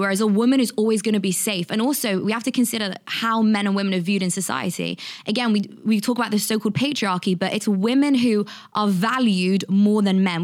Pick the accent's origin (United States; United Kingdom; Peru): United Kingdom; London; I'm from London, and when I was twenty-one, I used to work as a journalist